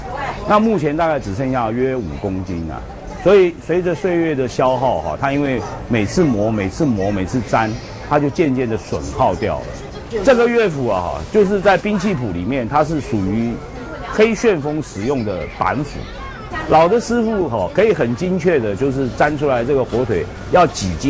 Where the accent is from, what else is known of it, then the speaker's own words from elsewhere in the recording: Jiangsu-Zhejiang, China; 那像我们一般，我们江浙人就是做一些家乡菜啦，有时候江浙人吃的比较精致一点，所以菜的种类比较多一点。妈妈也是上海，那尤其像腌笃鲜是我们的家乡菜。